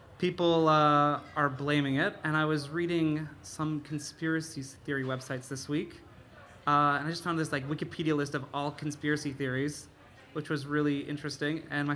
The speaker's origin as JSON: {"language": "English", "region": "Minnesota", "country": "United States", "tie": "born or raised there", "also_born_or_lived": "Canada / Winnipeg", "moved": "yes", "said": "I grew up in Minnesota, but ever since the election happened, now I'm trying to, like, step away from my American"}